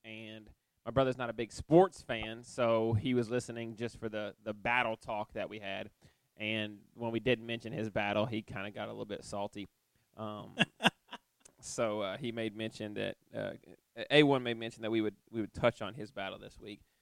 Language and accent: English; East Tennessee, United States; I'm from East Tennessee